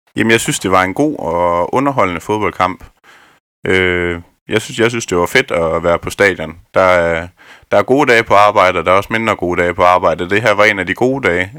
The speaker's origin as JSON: {"language": "Danish", "town": "Askov", "region": "Southern Denmark", "country": "Denmark", "tie": "born or raised there", "said": "Jeg er oprindelig fra Askov ved Vejen"}